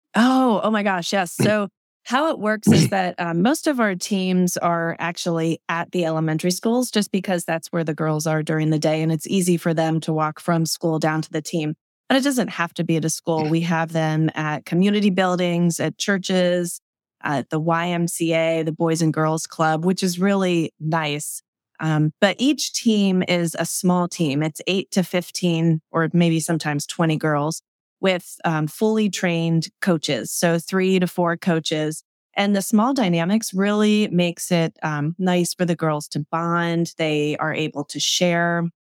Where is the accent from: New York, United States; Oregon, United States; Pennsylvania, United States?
Pennsylvania, United States; Manheim Township, Lancaster County; also born or lived in Hempfield; growing up and living in Manheim Township